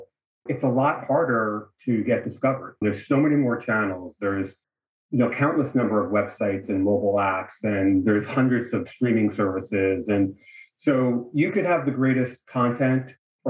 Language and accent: English; New York, United States; moved away as an adult; also born or lived in Bay Area; now in Los Angeles, United States; I'm originally from New York